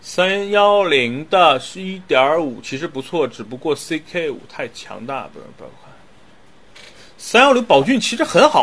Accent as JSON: {"language": "Chinese", "country": "China", "said": "作为中国人是多么的骄傲和自豪"}